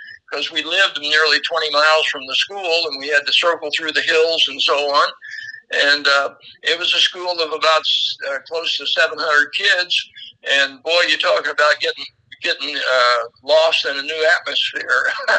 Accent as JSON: {"language": "English", "area": "White County", "region": "southeastern Illinois", "country": "United States", "tie": "born or raised there", "said": "I grew up in the Southern Hill section of White County."}